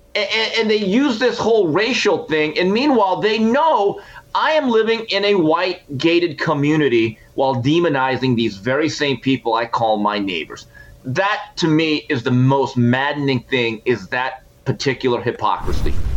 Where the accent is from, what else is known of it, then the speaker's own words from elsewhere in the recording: Montebello, California, United States; as a young man growing up in Montebello, California